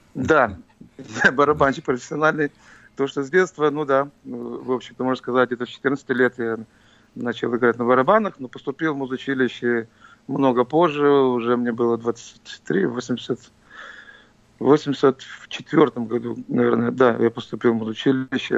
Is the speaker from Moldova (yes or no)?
yes; Tiraspol, Transnistria, Moldova; now in Philadelphia, United States; я в нём родился. Это моя родина.